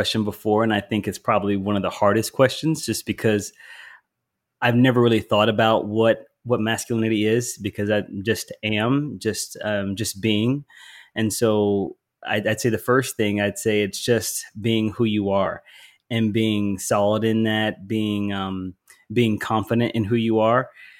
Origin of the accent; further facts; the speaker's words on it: the South, United States; also born or lived in Philadelphia, Pennsylvania; I am Southern. Even though I was born in Philly, I'm a Southerner, so I can talk.